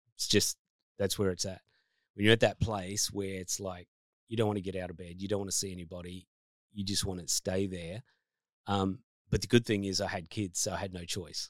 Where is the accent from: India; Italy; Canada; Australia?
Australia; New South Wales; moved away; I grew up in New South Wales originally, so a Blue supporter.